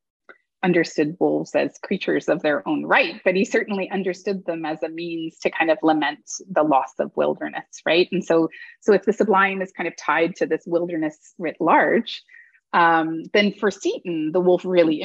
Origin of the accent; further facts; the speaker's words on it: Toronto, Ontario, Canada; I grew up in Toronto.